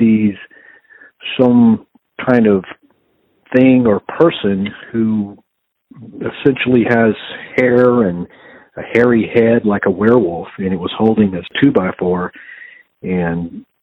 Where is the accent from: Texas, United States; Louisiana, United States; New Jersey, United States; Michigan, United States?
Texas, United States; Fort Worth; I was born in Fort Worth, Texas, and have always lived in the Dallas-Fort Worth area